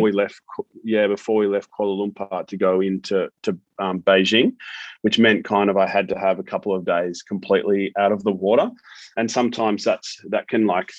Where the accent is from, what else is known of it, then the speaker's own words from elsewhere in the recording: Melbourne, Victoria, Australia; moved away as an adult; also born or lived in Gold Coast / Sydney; growing up in Melbourne, I went to Brighton Grammar in Melbourne, and then I moved to the Gold Coast as soon as I finished school